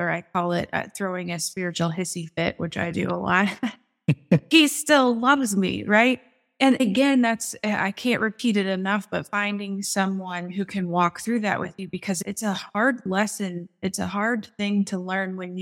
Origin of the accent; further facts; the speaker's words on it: Des Moines, Iowa, United States; I'm from Des Moines, Iowa